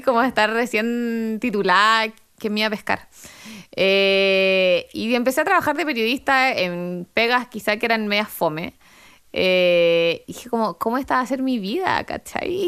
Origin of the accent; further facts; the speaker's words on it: Chile; moved away as an adult; me fui de Chile